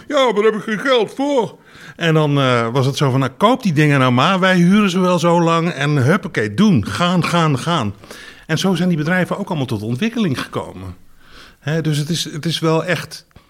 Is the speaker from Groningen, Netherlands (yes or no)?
yes; Groningen area, Netherlands; ik kom uit Groningen, eh, uit de omgeving van Groningen.